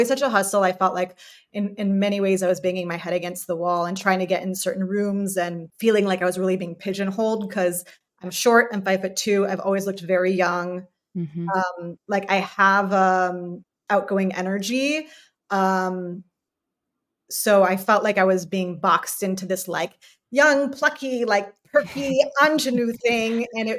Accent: Chicago, Illinois, United States; That was always like in my little heart as a kid growing up in the Chicago area.

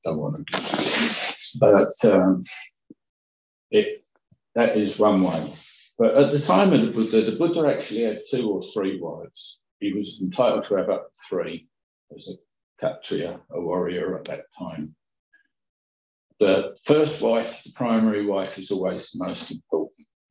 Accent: Kent, South East England, United Kingdom; Kent, my hometown, my home county

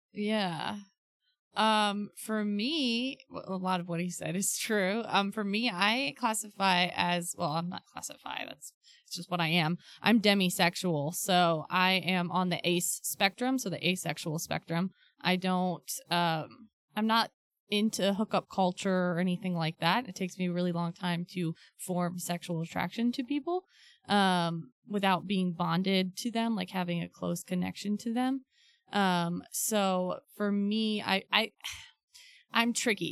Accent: Ohio, United States; I was raised in Ohio

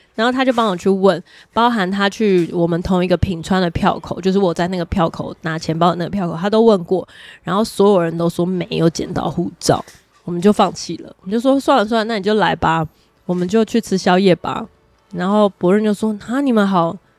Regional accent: Taiwan; 身为台湾人

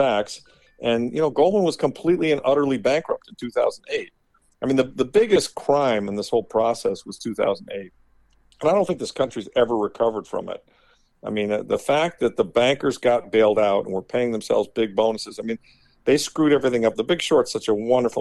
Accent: Midwest, United States; moved away; growing up in the Midwest in the 60s and 70s

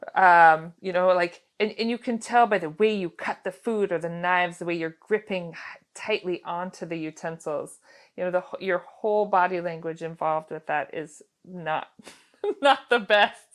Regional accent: Girdwood, Alaska, United States; growing up in Girdwood, I went to Little Bears, which is the little daycare center down there

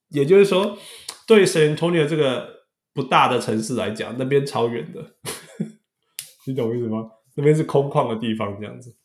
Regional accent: Canada; 大家知道我是加拿大人

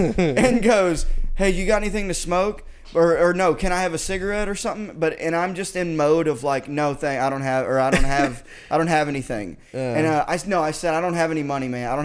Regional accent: Arkansas, United States; now in Austin, United States; I'm from Arkansas.

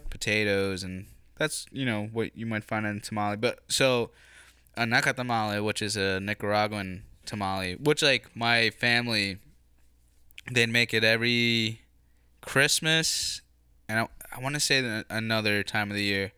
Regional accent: United States; I was born here

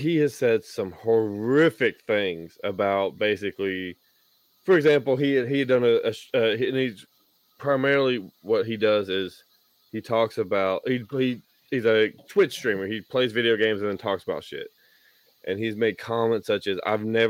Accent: Tennessee, United States; my home state of Tennessee

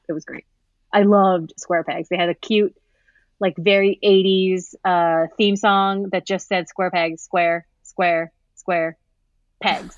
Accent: Santa Paula, California, United States; I'm from Santa Paula, California

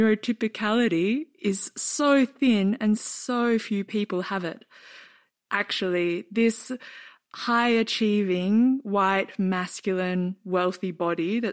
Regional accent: Australia; I'm very conditioned as an Australian to find manners very important, middle-class Australian with a mother as a kindergarten teacher.

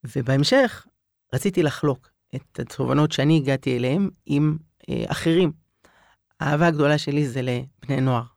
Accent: Jerusalem, Jerusalem District, Israel; גדלתי בירושלים

